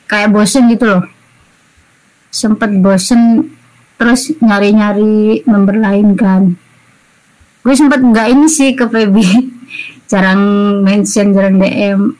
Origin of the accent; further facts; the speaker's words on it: East Java, Indonesia; karena gue kan dari Jatim meskipun gak di Surabaya